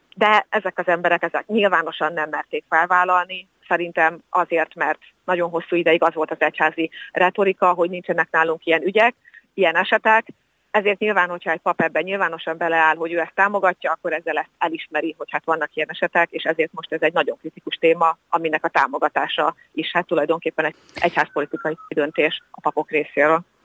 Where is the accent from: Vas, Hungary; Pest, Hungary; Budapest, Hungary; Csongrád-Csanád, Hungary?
Vas, Hungary; Szombathely; én szombathelyi születésű vagyok.